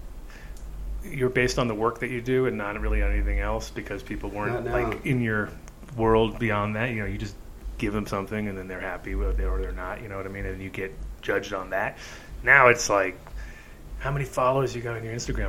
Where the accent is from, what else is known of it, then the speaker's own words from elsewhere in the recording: New England, United States; moved away; I grew up in New England a little bit